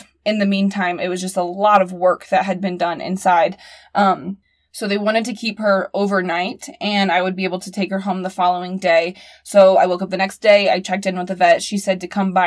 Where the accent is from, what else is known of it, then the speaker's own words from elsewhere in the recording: Indiana, United States; being from Indiana